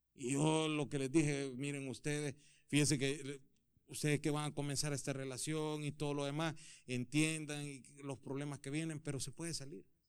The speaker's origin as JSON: {"language": "Spanish", "country": "El Salvador", "moved": "yes", "said": "yo soy de Salvador"}